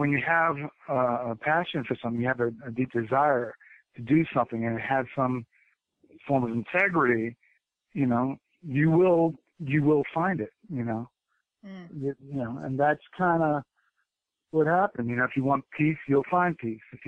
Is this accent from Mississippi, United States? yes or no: no; New York City, New York, United States; I was from New York